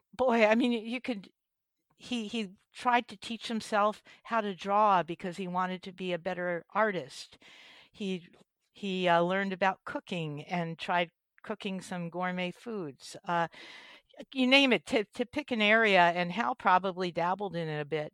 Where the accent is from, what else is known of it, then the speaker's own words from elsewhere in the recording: East Coast, United States; moved away as an adult; now in California, United States; I spent my youth back, uh, on the East Coast in, uh, New Jersey and New York, and I don't know if I still have a v, a little bit of an accent from